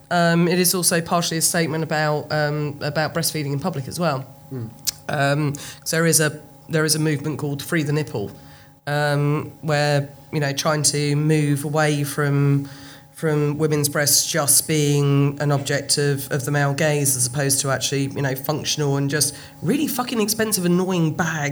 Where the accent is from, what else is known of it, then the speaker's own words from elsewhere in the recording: United Kingdom; We're British